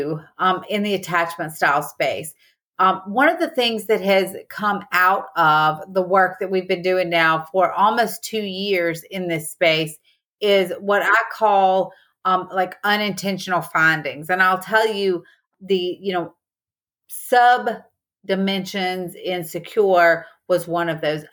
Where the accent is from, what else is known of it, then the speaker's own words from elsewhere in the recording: the South, Southern United States, United States; accent: Southern; my Southern accent is just so obvious